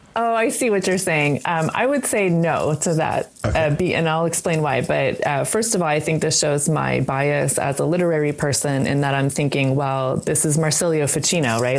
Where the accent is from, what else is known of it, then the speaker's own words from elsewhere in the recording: United States; growing up as an American, I felt very ashamed of my ancestry